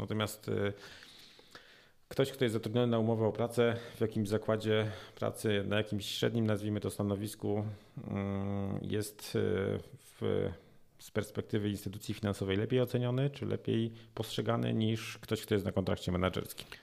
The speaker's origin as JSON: {"language": "Polish", "region": "Silesian Voivodeship", "country": "Poland", "said": "u nas na Śląsku"}